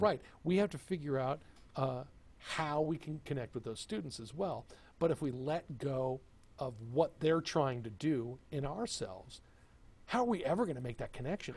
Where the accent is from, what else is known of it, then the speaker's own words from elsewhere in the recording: Texas, United States; moved away; also born or lived in Rochester, New York; growing up in Texas